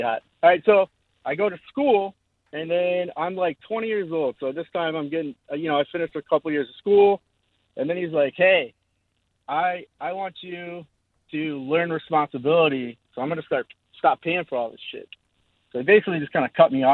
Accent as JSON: {"language": "English", "region": "Georgia", "country": "United States", "said": "I'm from Georgia, but I'm not going to say what city"}